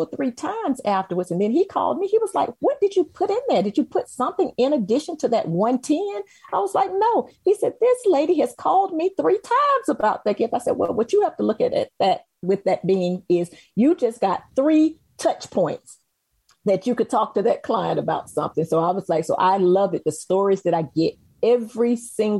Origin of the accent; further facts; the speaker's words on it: Macon, Georgia, United States; moved away; So I'm originally born and raised in Macon, Georgia.